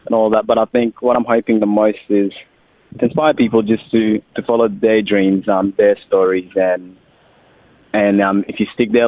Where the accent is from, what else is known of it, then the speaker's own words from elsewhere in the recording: Australia; accent: Australian; also born or lived in Sudan; We've got the Australian accent